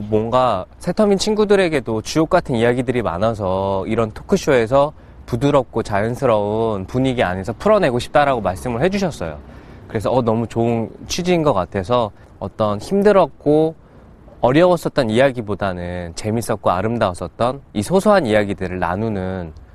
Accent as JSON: {"language": "Korean", "region": "Seoul", "country": "South Korea", "tie": "born or raised there", "said": "저는 서울 중랑구에서 태어난"}